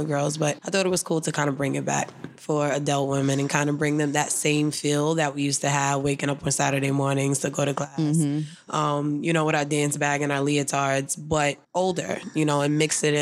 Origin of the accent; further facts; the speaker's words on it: New York City, New York, United States; I grew up dancing in Harlem.